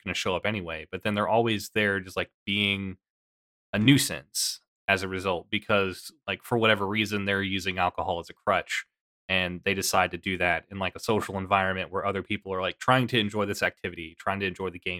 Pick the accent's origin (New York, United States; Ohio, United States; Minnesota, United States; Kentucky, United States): Kentucky, United States; I am from Kentucky, and there's definitely like a big culture here